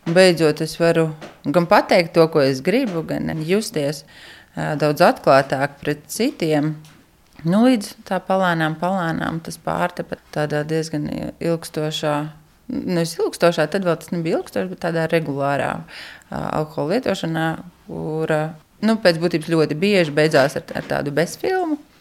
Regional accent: Riga, Latvia; moved away as an adult; now in Raiskums, Latvia; Es esmu no Rīgas, bet pēc būtības bērnībā man katra vasara tika pavadīta laukos.

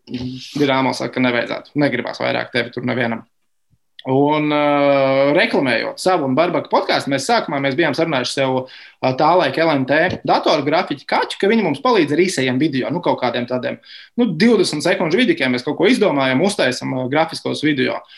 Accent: Sigulda, Sigulda Municipality, Latvia; Tiem, klausī, tiem kas klausās, esmu no Siguldas.

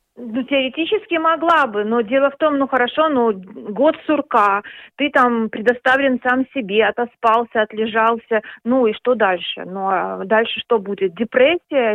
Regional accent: Minsk, Belarus; moved away as an adult; now in Denmark; я уехала из Минска, из Беларуси, я, я минчанка

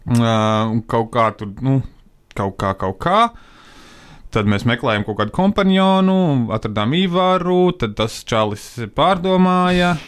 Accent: Latvia; mēs no Latvijas uh, devāmies uz tālāku apdzīvoto vietu no mājām, no Latvijas

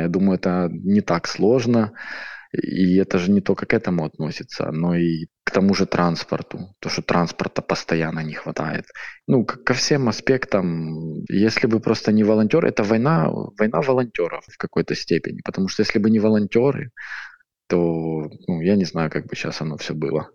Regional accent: Chernihiv, Chernihiv Oblast, Ukraine; я сам из Чернигова, самый северный город Украины

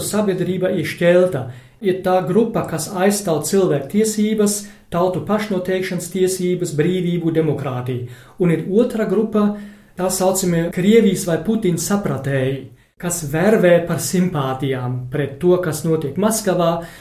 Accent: Germany; Latvian is a second language; man kā vācietim

